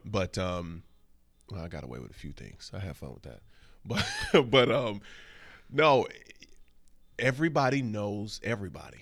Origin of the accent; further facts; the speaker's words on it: Flint, Michigan, United States; now in New York, United States; I'm a old-fashioned Midwestern gentleman. I'm from Flint, Michigan